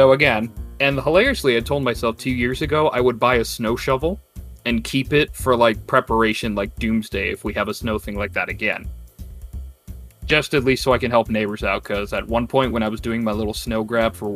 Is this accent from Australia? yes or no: no; Canada; moved away; stubborn Canadian back in school